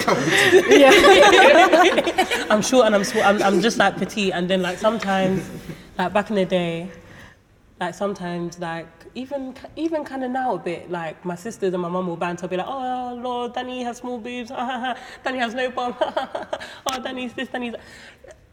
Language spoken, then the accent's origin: English; Nigeria; I'm Nigerian